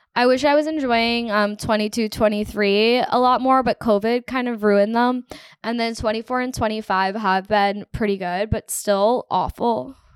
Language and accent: English; United States; also born or lived in Toronto; I'm from America